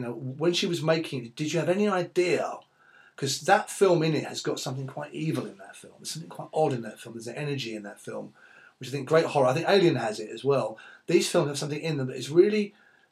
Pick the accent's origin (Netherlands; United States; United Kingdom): United Kingdom; East Anglia, East of England; also born or lived in East London; now in London, United Kingdom; I'm from East Anglia, so I'm 20 miles from where, from Bury St Edmunds, from Cambridge.